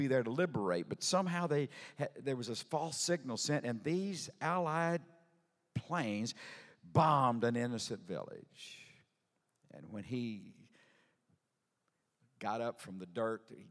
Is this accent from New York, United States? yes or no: no; Sour Lake, Texas, United States; I'm from Sour Lake, Texas. A little southeast Texas town